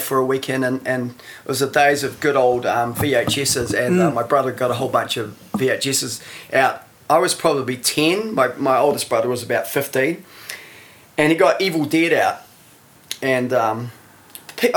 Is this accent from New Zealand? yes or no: yes; Masterton, Wellington, New Zealand; moved away as an adult; also born or lived in Freiburg; I was born in Masterton. I lived there till I was about 17 or 18, I think.